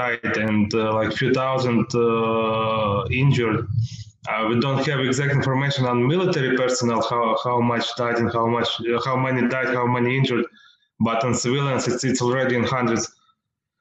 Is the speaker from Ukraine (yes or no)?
yes; Western Ukraine, Ukraine; I am from Western Ukraine. My parents from Western Ukraine, and all our family basically here